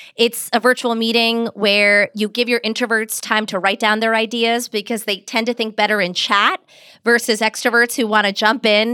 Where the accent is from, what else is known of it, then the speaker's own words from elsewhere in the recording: Pittsburgh, Pennsylvania, United States; I grew up in Pittsburgh, Pennsylvania, which meant at home we spoke Hindi